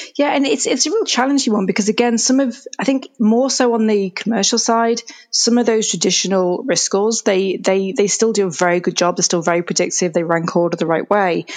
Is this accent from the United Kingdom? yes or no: yes; England, United Kingdom; moved away as an adult; now in Canada; I'm originally from England, which you can probably hear from my accent. So my family and I moved over to Canada, kind of middle of 2017